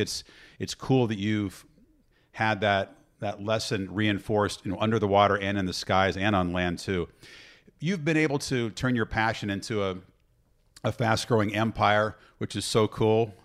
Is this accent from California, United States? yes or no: no; Illinois, United States; I grew up in Illinois